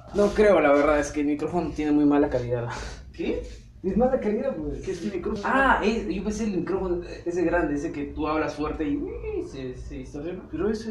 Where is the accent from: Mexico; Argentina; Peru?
Peru; como peruanos rechazamos